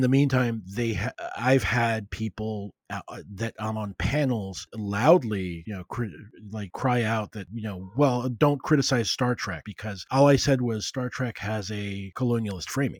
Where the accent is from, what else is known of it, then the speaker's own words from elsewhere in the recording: Puerto Rico; I was raised in Puerto Rico, a colony of the U S